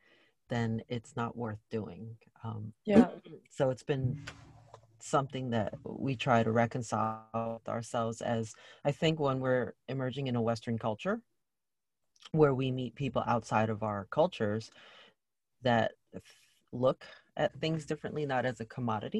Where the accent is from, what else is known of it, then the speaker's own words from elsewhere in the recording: Malaysia; I'm Malaysian